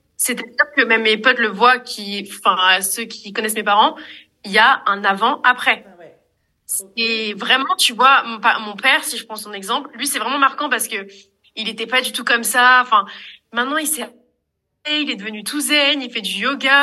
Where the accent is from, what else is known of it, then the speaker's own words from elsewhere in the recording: Marseille, Provence-Alpes-Côte d'Azur, France; je suis de Marseille